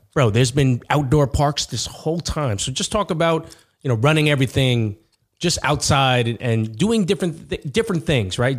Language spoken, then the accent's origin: English; Uniondale, New York, United States; I'm from Uniondale, too